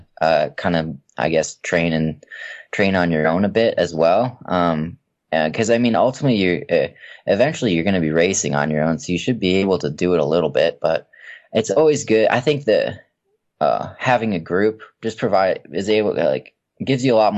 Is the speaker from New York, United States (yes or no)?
no; Minnesota, United States; I grew up in Minnesota, and it's really cold there